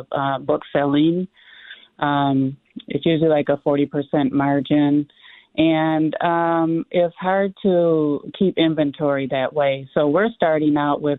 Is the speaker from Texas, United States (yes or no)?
no; Minneapolis, Minnesota, United States; growing up in North Minneapolis